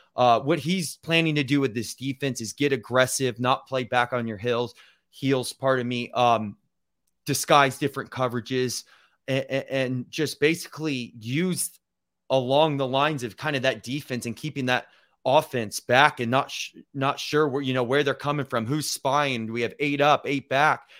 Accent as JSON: {"language": "English", "town": "Provo", "region": "Utah", "country": "United States", "tie": "born or raised there", "said": "I was born in Provo"}